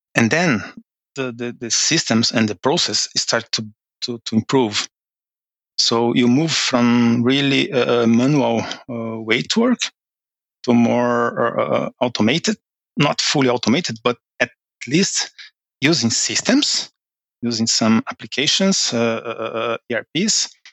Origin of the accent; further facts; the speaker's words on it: Brazil; moved away as an adult; now in Norway; from Brazil. Um, I live in Norway uh, for two years now